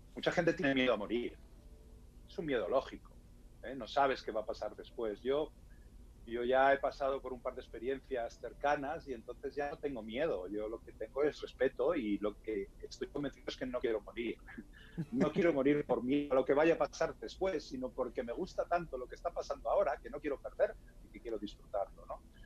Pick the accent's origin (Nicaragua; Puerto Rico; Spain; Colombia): Spain; en España no es muy habitual que los españoles, eh, los españoles hablemos inglés bien